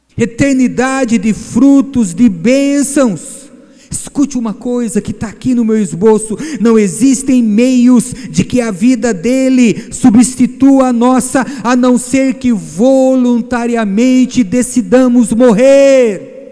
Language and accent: Portuguese; Bahia, Brazil; Eu sou baiano falso